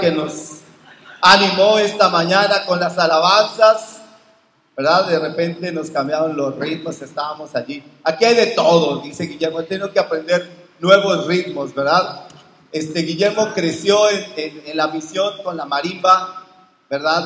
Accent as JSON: {"language": "Spanish", "country": "Mexico", "moved": "yes", "said": "soy mexicano, me bauticé en México"}